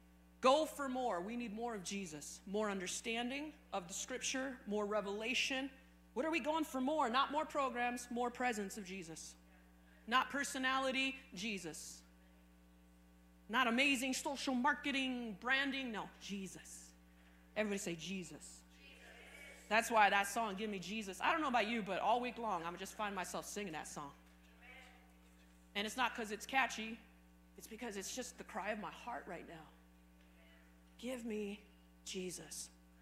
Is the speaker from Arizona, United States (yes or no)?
yes; Arizona, United States; Now, I came from Arizona, and the soil in Arizona is hard as a rock.